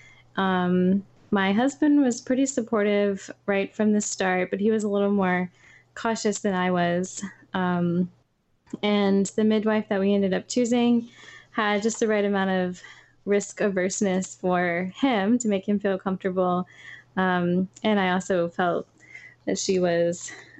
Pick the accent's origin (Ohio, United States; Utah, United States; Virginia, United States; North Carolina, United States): North Carolina, United States; moved away as an adult; now in Philadelphia, United States; We are both from North Carolina. Now we live in Philadelphia